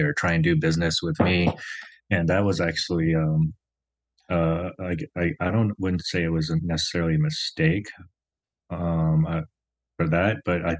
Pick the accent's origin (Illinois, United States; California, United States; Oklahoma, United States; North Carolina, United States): Oklahoma, United States; Tulsa; also born or lived in South Korea; now in Las Vegas, United States; growing up in Tulsa, Oklahoma, I was like, there's no Koreans in Tulsa, Oklahoma